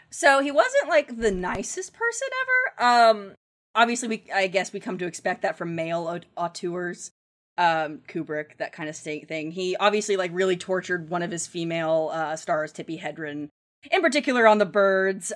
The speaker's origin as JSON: {"language": "English", "town": "Ramona", "region": "Oklahoma", "country": "United States", "moved": "yes", "said": "So I'm from Ramona, Oklahoma originally, which is about, um, ten minute drive away from where those murders happened."}